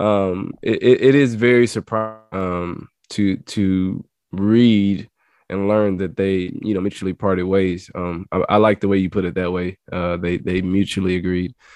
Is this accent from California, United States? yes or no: no; Louisiana, United States; I'm from Louisiana and, uh, I was recruited by Coach Dykes when he was at La Tech.